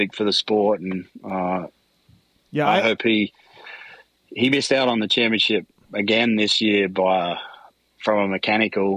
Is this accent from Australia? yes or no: yes; Australia; now in United States; I was born in Australia and grew up there